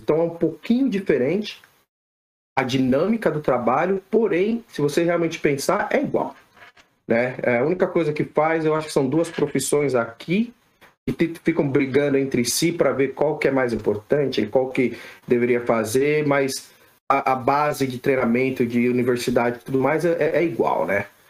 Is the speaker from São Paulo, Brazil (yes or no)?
yes; São Paulo, Brazil; moved away as an adult; now in United States; brasileiro, nasci em São Paulo, criado em São Paulo